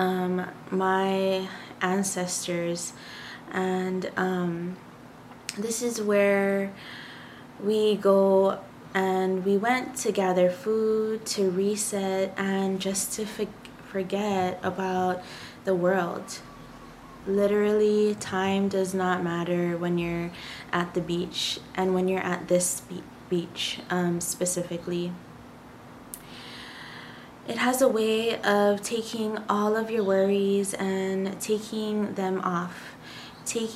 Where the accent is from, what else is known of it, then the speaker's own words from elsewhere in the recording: Hawaii, United States; I am from Hawaii, and I did grow up in Hawaii, born and raised.